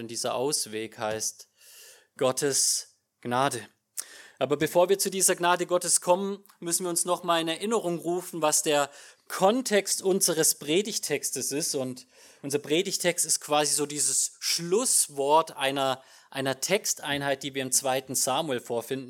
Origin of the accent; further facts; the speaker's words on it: Germany; als Deutscher